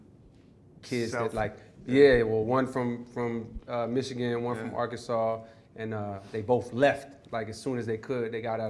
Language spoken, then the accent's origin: English; Germany; born there; Yeah, I was born in Germany.